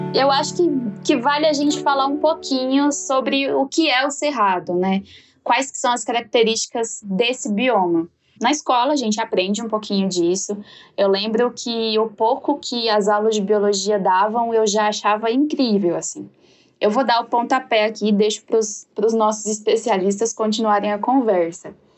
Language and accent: Portuguese; Jataí, Goiás, Brazil